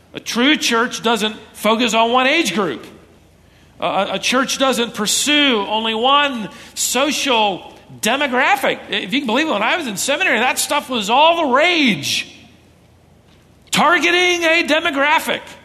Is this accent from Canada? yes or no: no; Minnesota, United States; moved away; I was born in Minnesota